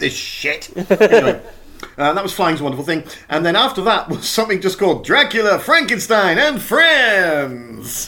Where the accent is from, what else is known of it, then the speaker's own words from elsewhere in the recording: Dartmoor, South West England, United Kingdom; I grew up on Dartmoor